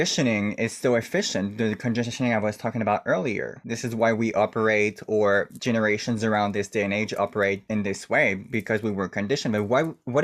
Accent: Canada; I'm First Nation from Canada. I'm native from the country

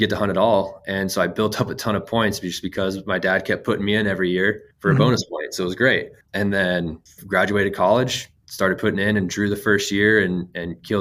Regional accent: Phoenix, Arizona, United States; I grew up in North Phoenix

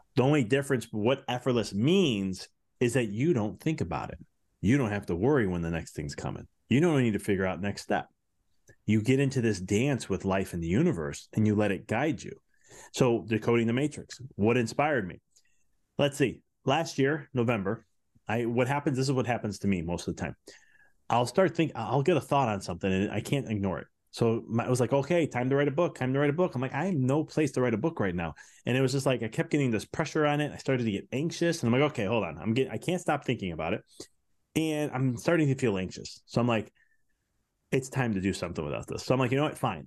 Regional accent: Chicago, Illinois, United States; I'm from Chicago

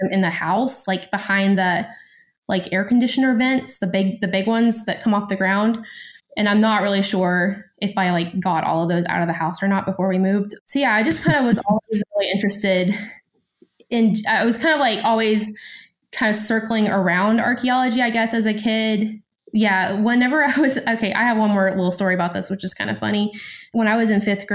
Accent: West Tennessee, United States; also born or lived in Greece; I'm from Tennessee. I'm from West Tennessee

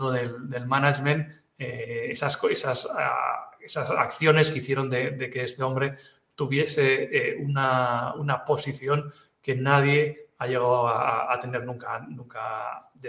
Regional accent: Catalonia, Spain; first language Catalan; Spanish is a second language; lo hice en catalán, que es mi lengua materna

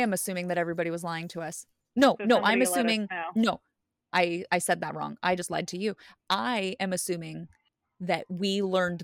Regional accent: United States; also born or lived in Woodland; I'm an American

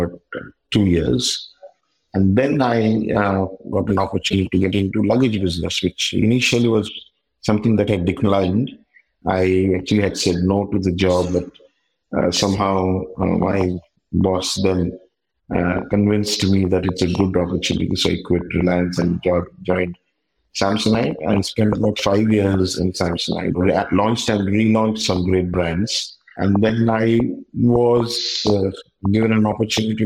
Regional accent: Kolkata, West Bengal, India; moved away as an adult; also born or lived in South India; I left my hometown Calcutta for the first time at the age of 24

